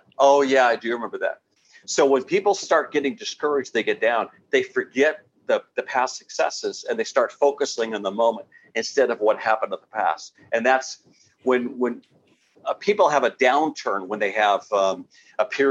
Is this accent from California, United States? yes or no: yes; San Diego, California, United States; I grew up in San Diego, and we used to go to Shamu shows about once a month during the summertime at least.